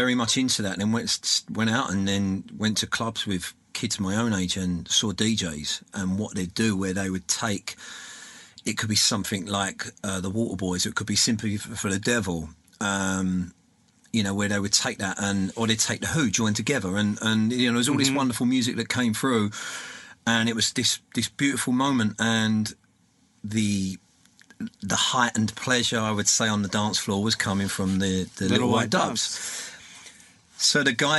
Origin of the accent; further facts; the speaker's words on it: London, United Kingdom; now in South Shore, Massachusetts, United States; when I was growing up in London